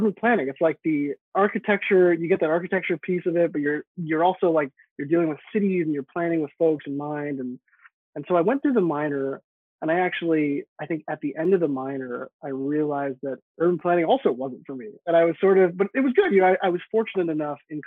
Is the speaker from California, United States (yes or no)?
yes; San Francisco, California, United States; I grew up in San Francisco